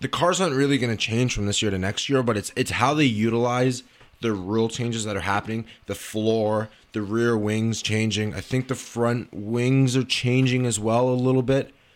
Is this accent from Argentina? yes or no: no; Canada; as a Canadian